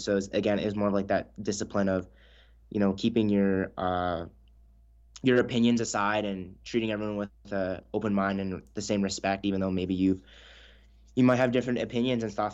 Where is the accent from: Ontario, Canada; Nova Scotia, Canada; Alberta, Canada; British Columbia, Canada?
British Columbia, Canada; Houston; we grew up in a really small town in northern B C